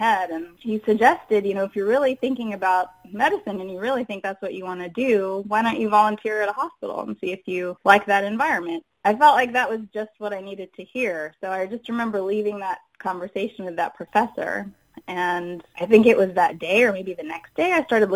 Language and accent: English; Houston, Texas, United States; I was growing up in Houston, Texas, and they have a huge medical center there.